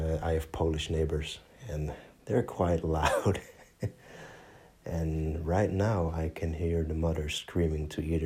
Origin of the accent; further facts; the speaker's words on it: Netherlands; English is a second language; I'm from the Netherlands. If my accent didn't give it away, great. But I'm born and raised in Holland